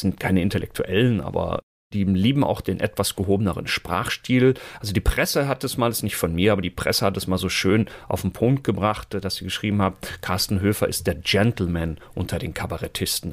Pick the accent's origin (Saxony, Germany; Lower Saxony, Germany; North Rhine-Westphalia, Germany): North Rhine-Westphalia, Germany; Münster; hier bei uns in Münster, wo ich ja lebe und herkomme